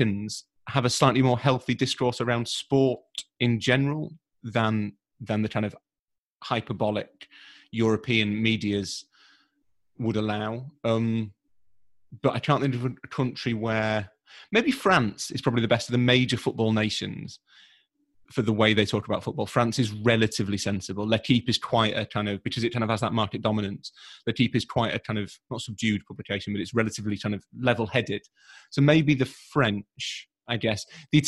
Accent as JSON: {"language": "English", "region": "Yorkshire and the Humber", "country": "United Kingdom", "said": "being a Yorkshireman and a teenager"}